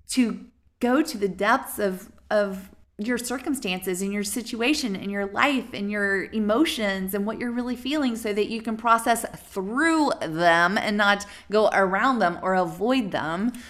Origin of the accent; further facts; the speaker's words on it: the South, United States; I'm from the South